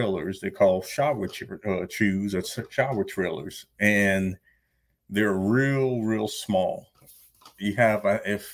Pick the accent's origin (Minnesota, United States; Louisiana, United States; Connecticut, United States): Louisiana, United States; moved away as an adult; also born or lived in New Orleans, Louisiana / Salt Lake City, Utah; I was born actually in New Orleans, Louisiana, and never lived there, but I lived about 45 minutes away.